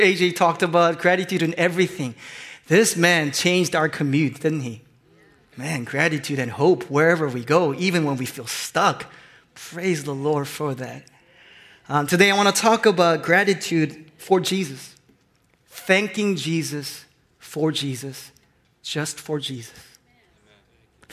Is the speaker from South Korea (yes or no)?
yes; South Korea; moved away; I grew up in Korea